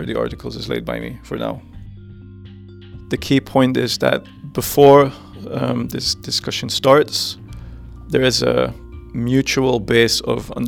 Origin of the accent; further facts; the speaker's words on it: Netherlands; I come from the Netherlands.